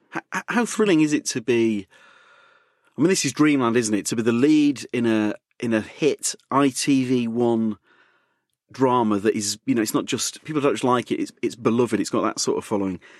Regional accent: Leeds, Yorkshire and the Humber, United Kingdom; now in London, United Kingdom; I'm from Leeds

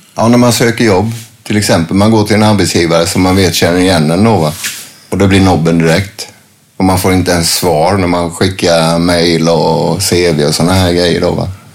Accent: a small town near Värnamo, Jönköping County, Sweden; moved away as an adult; also born or lived in Gothenburg; när jag flyttade tillbaks ner hit, så började jag med att flytta till en liten håla som heter Marieholm utanför Värnamo.

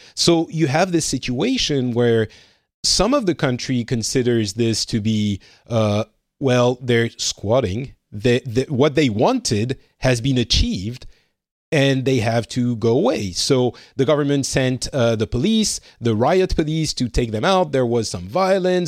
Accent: France; moved away as an adult; now in Finland; I am from France slash more and more time spent in Finland these days

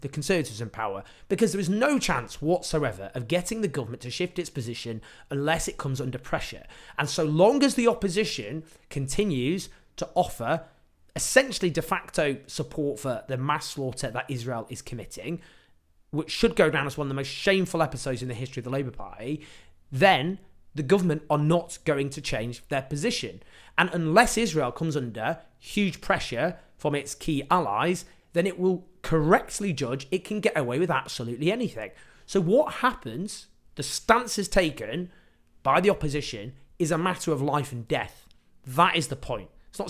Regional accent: Sheffield, Yorkshire and the Humber, United Kingdom; born there; Louise Haig represents the seat I was born in Sheffield.

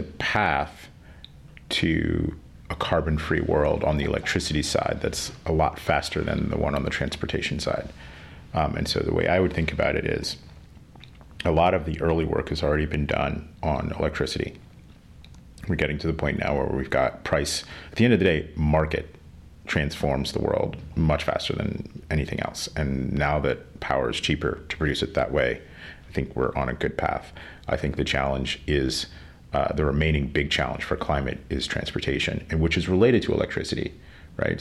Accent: Pennsylvania, United States; now in Rhode Island, United States; I grew up in Pennsylvania

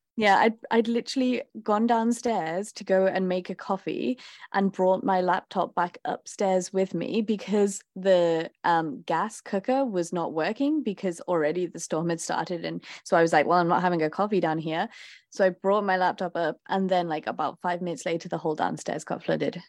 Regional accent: Liverpool, North West England, United Kingdom; moved away; I grew up in Liverpool in England

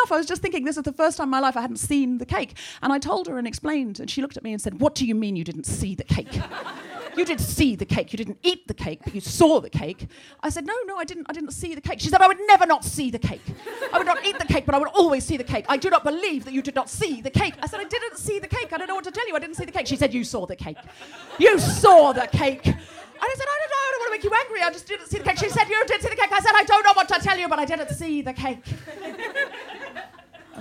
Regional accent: Australia; I was raised in Australia. And I melt in the heat. My whole childhood I felt sick and ill because it was always 40 degrees.

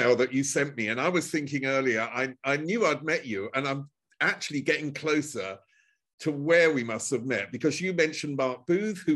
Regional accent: Chelmsford, East of England, United Kingdom; I'm from Chelmsford, which is northeast of London

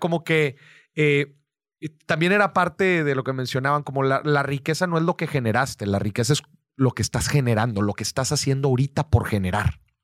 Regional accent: Mexico; el ser mexicano es una carta de presentación

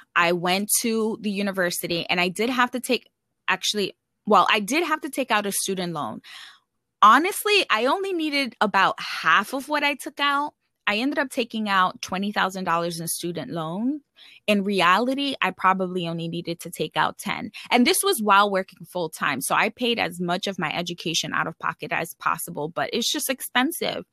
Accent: New York City, New York, United States; moved away as an adult; also born or lived in California; I grew up in the Bronx and it's one of the poorest boroughs. Actually, it is the poorest borough in New York City

